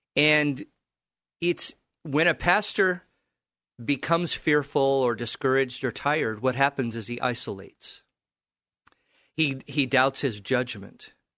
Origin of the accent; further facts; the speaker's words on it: California, United States; now in Portland, United States; I grew up in California